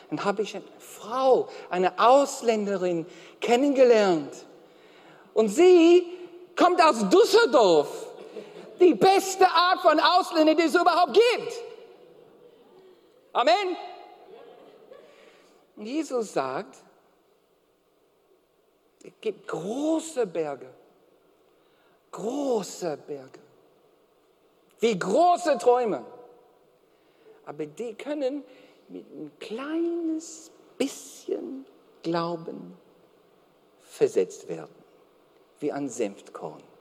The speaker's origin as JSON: {"language": "German", "country": "Australia", "second_language": "German", "said": "Na, ich bin Australier."}